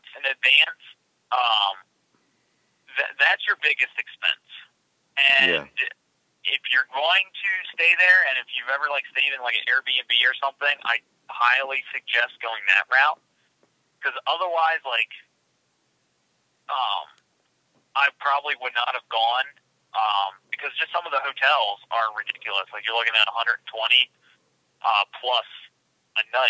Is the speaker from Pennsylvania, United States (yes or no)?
yes; Pennsylvania, United States; I'm from Pennsylvania.